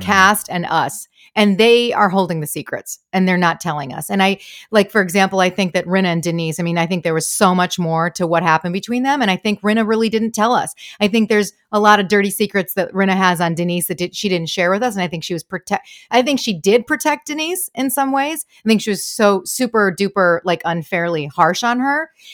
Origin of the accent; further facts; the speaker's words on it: Michigan, United States; I'm from, I'm from Michigan